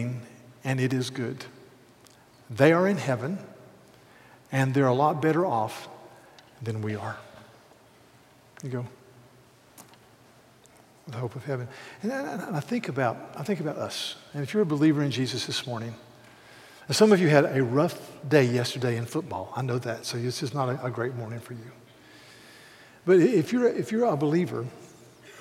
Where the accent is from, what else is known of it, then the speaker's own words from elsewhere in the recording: South Carolina, United States; I'll say, "South Carolina."